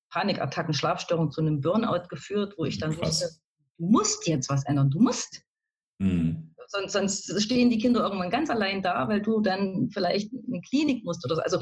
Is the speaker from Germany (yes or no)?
yes; East Germany, Germany; Also ich wohne am schönen Rand von Leipzig, vom schönen Leipzig, bin tatsächlich im Osten auch groß geworden, aufgewachsen, also so ein richtiges Ostkind.